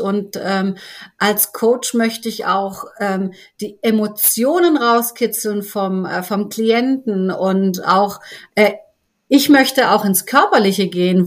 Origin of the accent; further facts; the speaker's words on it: Stuttgart, Baden-Württemberg, Germany; komme auch aus Stuttgart